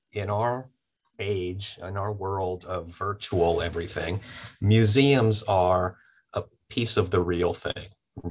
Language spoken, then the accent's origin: English; Baton Rouge, Louisiana, United States; I grew up Jewish in Baton Rouge